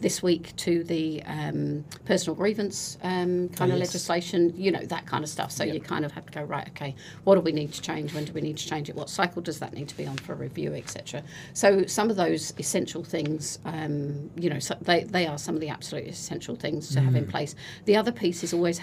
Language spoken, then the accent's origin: English; United Kingdom; moved away as an adult; now in New Zealand; now don't live in my home country